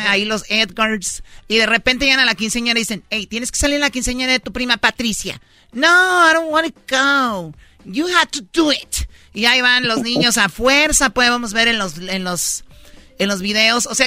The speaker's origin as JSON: {"language": "Spanish", "region": "Jalisco", "country": "Mexico", "tie": "born or raised there", "said": "Es mi tradición, soy de Jalisco, soy de Los Altos, siempre fui escaramuza desde niña"}